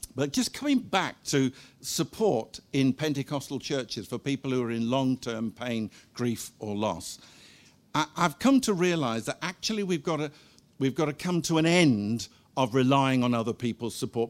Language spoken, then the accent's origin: English; Guernsey; moved away as an adult; also born or lived in Cardiff / Seychelles / Zimbabwe; We were both born and brought up in Guernsey